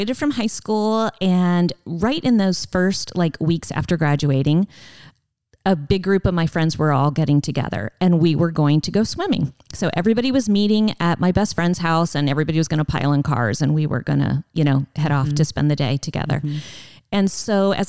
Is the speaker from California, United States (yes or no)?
no; Cleveland, Ohio, United States; I grew up in Cleveland, in a small suburb of Cleveland